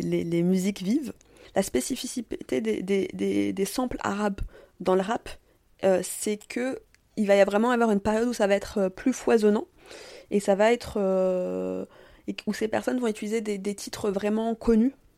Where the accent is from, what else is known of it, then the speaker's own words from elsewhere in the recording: France; also born or lived in Tunisia (parents' origin) / Paris (Belleville, childhood familiarity); moi, je suis née en France, de parents tunisiens